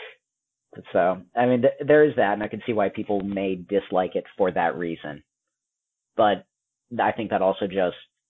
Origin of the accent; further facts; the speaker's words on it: United States; I'm an American